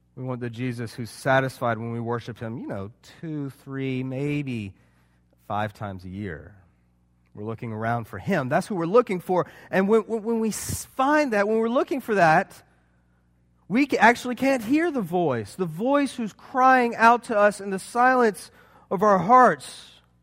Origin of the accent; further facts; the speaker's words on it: Charleston, United States; I'm from Charleston.